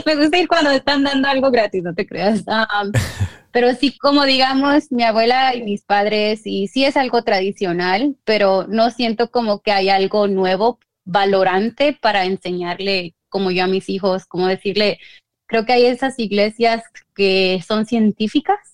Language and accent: Spanish; Guanajuato, Mexico; yo soy de Guanajuato